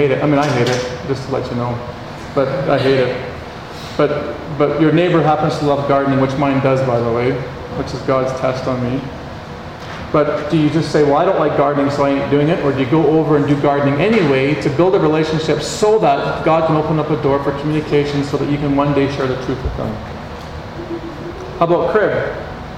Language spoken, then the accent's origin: English; Canada; I'm from Canada